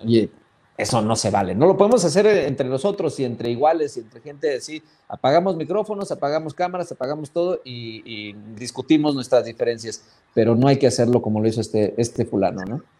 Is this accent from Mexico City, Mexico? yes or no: no; Sonora, Mexico; yo soy de Sonora